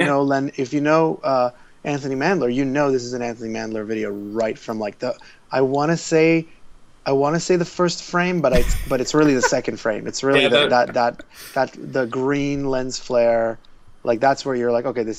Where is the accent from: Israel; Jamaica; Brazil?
Israel; now in Toronto, Canada; I grew up in Israel, so all the pop culture we got was always like 3 years behind